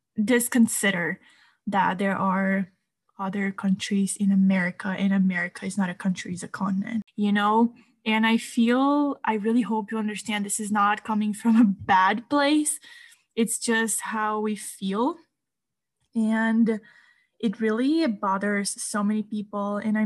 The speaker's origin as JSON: {"language": "English", "country": "Brazil", "said": "I'm American as well, because I'm Brazilian, I'm just South American."}